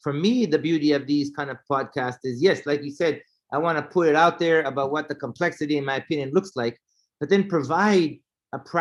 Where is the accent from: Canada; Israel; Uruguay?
Israel; moved away; also born or lived in North Carolina; I was from Israel